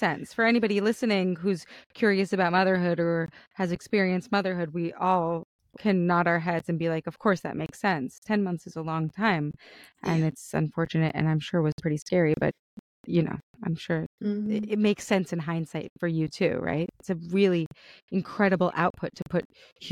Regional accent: New York, United States; I'm a New Yorker. My parents are Israeli

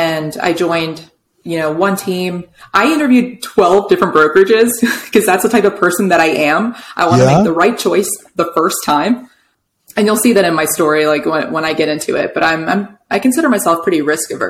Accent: New York City suburbs, United States; moved away as an adult; I'm from New York City suburbs.

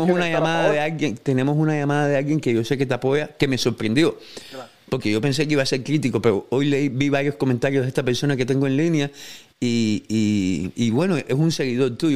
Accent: Cuba; a, la gente, a la gente como yo, que somos cubanos, nos encanta el bolseo cubano y queremos lo mejor para el bolseo cubano

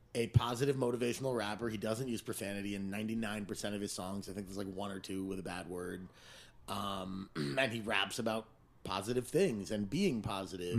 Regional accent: Teaneck, New Jersey, United States; also born or lived in Arizona; now in New York City, United States; I'm from Teaneck, New Jersey

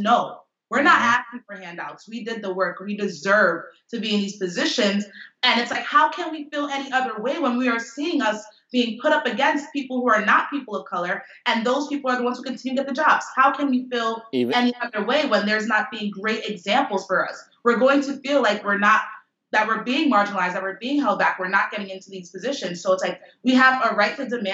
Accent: New York, United States; I grew up in New York

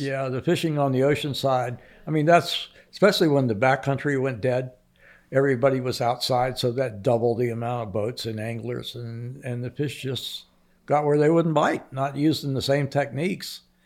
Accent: Islamorada, Florida, United States; I grew up in, on Lower Matacumbie

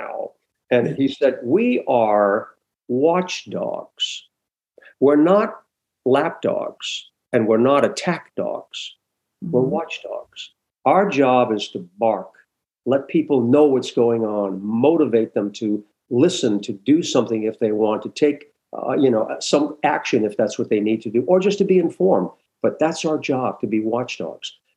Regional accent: New Hampshire, United States; moved away as an adult; also born or lived in Providence, Rhode Island; I worked at a little radio station in my hometown in New Hampshire

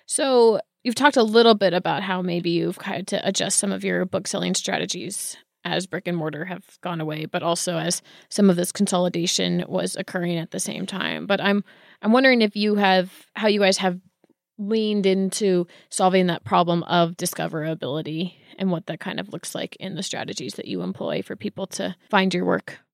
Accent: Bay Area, California, United States; I grew up in the Bay Area

